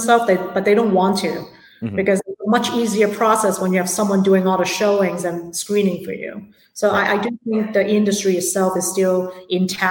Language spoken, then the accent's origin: English; Hong Kong; now in San Francisco, United States; I'm from Hong Kong originally. So real estate is a really big part of our culture back at home as well